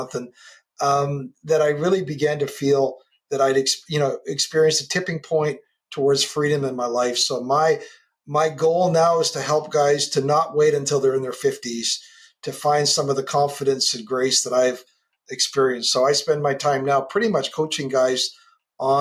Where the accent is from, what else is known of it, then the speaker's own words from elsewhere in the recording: Canada; I'm a Canadian kid on the West Coast